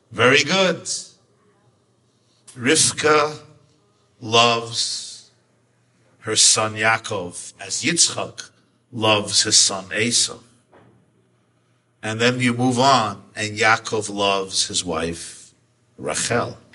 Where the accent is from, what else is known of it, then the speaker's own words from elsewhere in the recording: Kutaisi, Imereti, Georgia; English is a second language; Uzbekistan, I come from Georgia, Kutais, Kutais